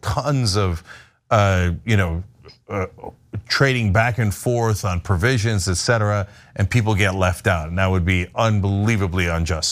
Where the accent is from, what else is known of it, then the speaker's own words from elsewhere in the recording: New Jersey, United States; I live five minutes from Rutgers growing up in New Jersey